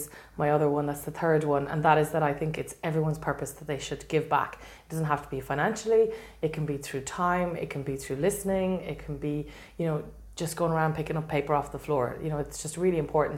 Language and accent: English; Galway, Connacht, Ireland; I'm actually a Galway girl. I'm from Dangan